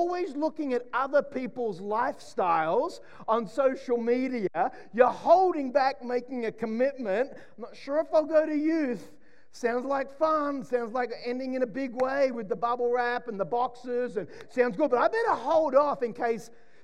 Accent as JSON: {"language": "English", "town": "Sydney", "region": "New South Wales", "country": "Australia", "tie": "born or raised there", "said": "when I grew up in Mona Vale in Sydney, we had four channels"}